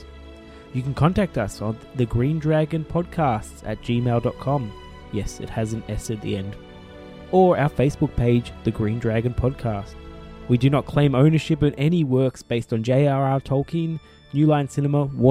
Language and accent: English; Australia; we live in Australia, or we are Australian